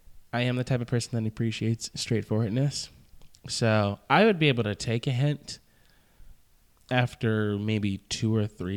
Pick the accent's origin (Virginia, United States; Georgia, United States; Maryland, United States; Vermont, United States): Georgia, United States; Marietta; I'm from Marietta.